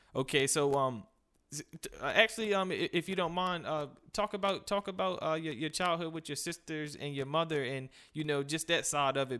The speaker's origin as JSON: {"language": "English", "town": "Cambridge", "region": "Maryland", "country": "United States", "said": "a city where I'm from as well."}